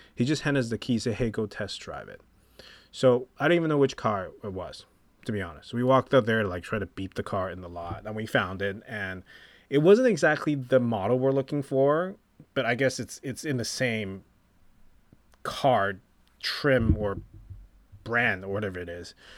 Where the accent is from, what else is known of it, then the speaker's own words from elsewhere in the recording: Taipei, Taiwan; moved away; I'm from Taipei, Taiwan